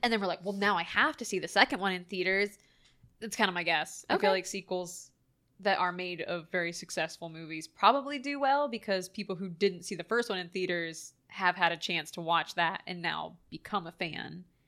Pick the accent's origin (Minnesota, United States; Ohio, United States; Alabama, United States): Ohio, United States; we're from Ohio